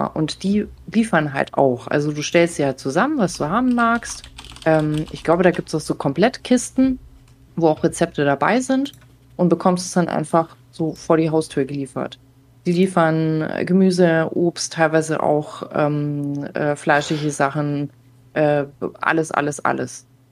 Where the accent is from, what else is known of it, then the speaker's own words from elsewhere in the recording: Baden-Württemberg, Germany; ich bin auch so in Baden-Württemberg groß geworden